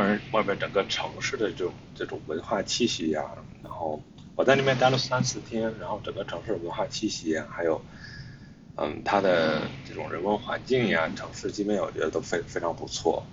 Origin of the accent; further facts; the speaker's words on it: China; moved away as an adult; also born or lived in Hangzhou; 我的老家呢，其实离北京，呃，其实大概开车只有二百七十公里